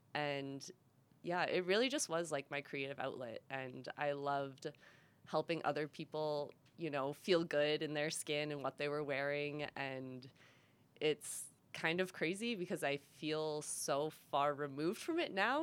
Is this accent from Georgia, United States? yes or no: no; Massachusetts, United States; moved away as an adult; also born or lived in Rhode Island; I'm from Massachusetts. Um, born and raised there my whole life.